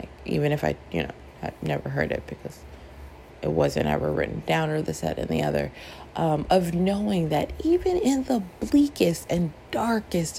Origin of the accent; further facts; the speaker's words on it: Toronto, Ontario, Canada; I grew up in Toronto, which is a city that is like, we're so multicultural